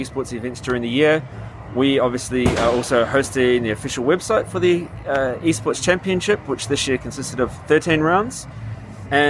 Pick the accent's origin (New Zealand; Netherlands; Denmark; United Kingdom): New Zealand; I grew up in New Zealand